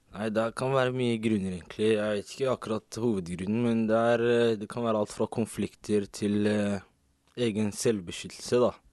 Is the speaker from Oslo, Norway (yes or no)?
yes; Oslo, Norway; Jeg også er fra Oslo.